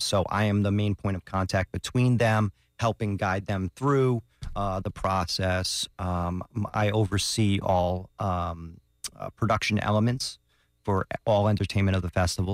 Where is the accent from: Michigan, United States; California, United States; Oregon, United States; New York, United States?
New York, United States; moved away; just being a New Yorker